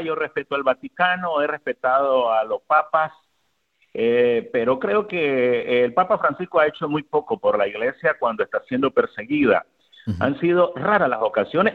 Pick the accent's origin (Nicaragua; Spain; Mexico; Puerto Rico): Nicaragua; moved away as an adult; now in United States; yo como católico y como nicaragüense